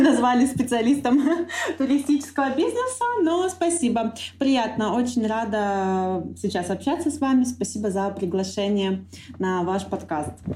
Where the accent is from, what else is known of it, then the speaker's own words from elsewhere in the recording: Donbas, Ukraine; moved away as an adult; also born or lived in Kharkiv; now in Antalya, Turkey; я родилась на Донбассе